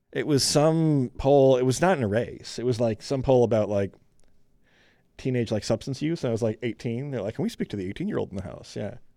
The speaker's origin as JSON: {"language": "English", "region": "Michigan", "country": "United States", "tie": "born or raised there", "said": "I grew up in Michigan"}